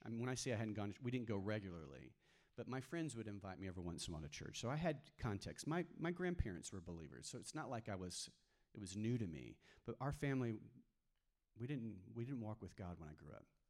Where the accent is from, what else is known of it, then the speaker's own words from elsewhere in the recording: Texas, United States; also born or lived in New Mexico; I grew up mainly in Texas, um, but I spent four, four, years in the mountains of New Mexico when I was a kid